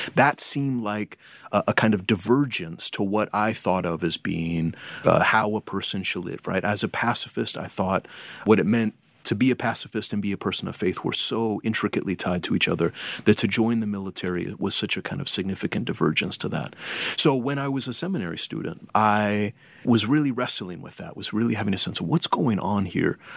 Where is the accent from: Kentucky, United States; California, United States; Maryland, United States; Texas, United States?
California, United States; Berkeley; I was um, raised in Berkeley, California